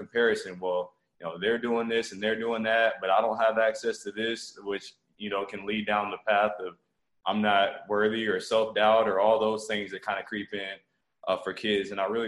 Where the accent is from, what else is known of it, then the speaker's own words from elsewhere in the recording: Montgomery, Alabama, United States; also born or lived in Okinawa, Japan; I was born in Okinawa, Japan, to a military family. Moved to Montgomery, Alabama when I was 2 years old. Grew up here, you know, all the way through high school